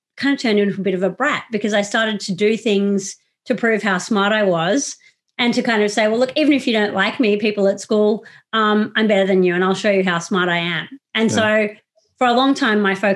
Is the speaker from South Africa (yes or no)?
no; Sydney, New South Wales, Australia; moved away as an adult; also born or lived in Iraq; I was born in Sydney